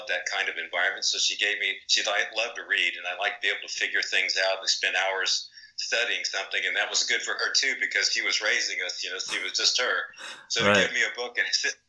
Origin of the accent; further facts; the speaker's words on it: Texas, United States; also born or lived in Dallas, Texas / New Smyrna, Florida; I was born in Dallas, Texas